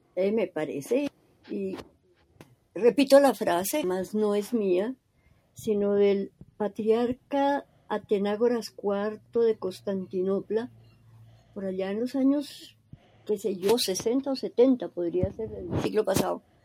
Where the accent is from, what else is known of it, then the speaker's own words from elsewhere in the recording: Colombia; Yo soy mm, colombiana, teóloga, católica y creyente